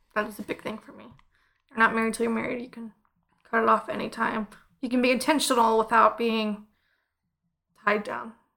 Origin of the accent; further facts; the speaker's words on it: Clever, Missouri, United States; I'm from Clever